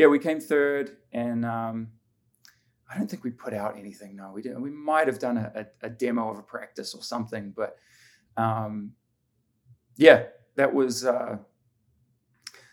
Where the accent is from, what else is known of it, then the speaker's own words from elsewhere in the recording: Auckland, New Zealand; moved away as an adult; also born or lived in Middlesbrough, United Kingdom / Australia; now in Southern California, United States; growing up in New Zealand